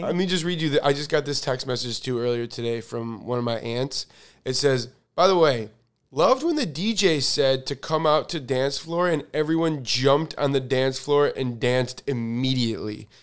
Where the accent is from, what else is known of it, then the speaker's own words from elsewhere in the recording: United States; I'm, I'm American, um, but my religion, I'm, I'm Jewish